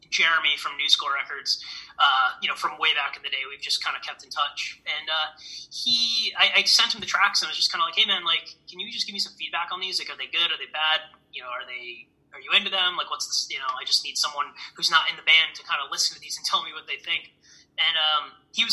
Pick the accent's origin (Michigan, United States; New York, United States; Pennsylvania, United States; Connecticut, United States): Connecticut, United States; Milford; Milford, Connecticut, which is my hometown